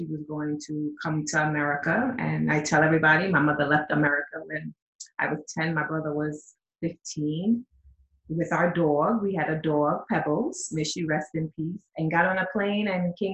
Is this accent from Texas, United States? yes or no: no; Mount Vernon, New York, United States; also born or lived in Diego Martin, Trinidad and Tobago / Florida; I grew up in Mount Vernon, New York, went to school in the Bronx